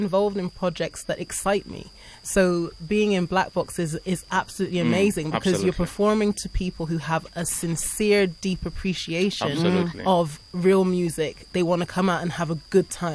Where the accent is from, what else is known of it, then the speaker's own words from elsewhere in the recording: England, United Kingdom; I'm from England